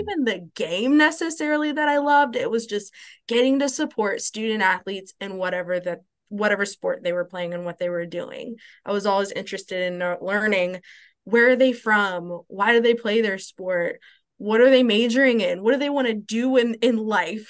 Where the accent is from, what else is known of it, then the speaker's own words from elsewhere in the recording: Louisville, Kentucky, United States; moved away as an adult; also born or lived in Columbus, Ohio; now in Nashville, United States; I grew up in Louisville, Kentucky